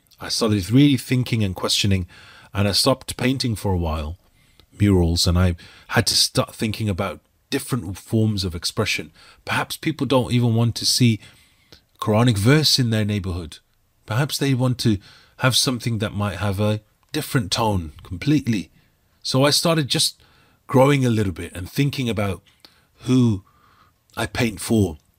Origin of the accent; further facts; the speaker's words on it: Birmingham, West Midlands, United Kingdom; I was painting a mural in the inner city part of Birmingham, my home city.